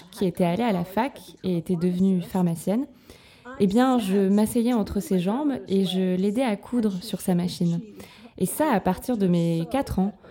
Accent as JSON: {"language": "French", "region": "New York", "country": "United States", "also_born_or_lived": "Los Angeles / Vermont", "moved": "as an adult", "said": "je voulais partir loin de mes parents et de New York"}